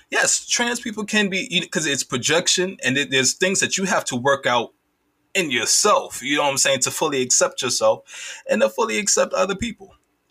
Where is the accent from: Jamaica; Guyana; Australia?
Jamaica; I'm Caribbean, I'm Jamaican as well